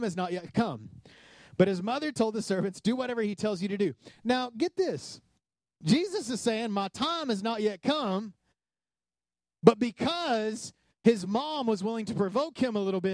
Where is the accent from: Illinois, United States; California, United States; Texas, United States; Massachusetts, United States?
Texas, United States; West; I grew up in West Texas